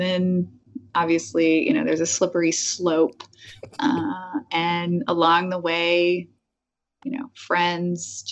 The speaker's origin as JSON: {"language": "English", "region": "Missouri", "country": "United States", "tie": "born or raised there", "also_born_or_lived": "Louisiana / Durham, North Carolina", "moved": "as an adult", "said": "I was born in Louisiana and then grew up in Missouri"}